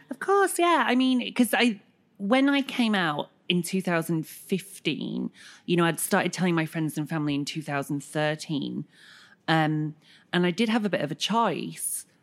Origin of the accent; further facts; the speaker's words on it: Bradford, Yorkshire and the Humber, United Kingdom; I was growing up in Bradford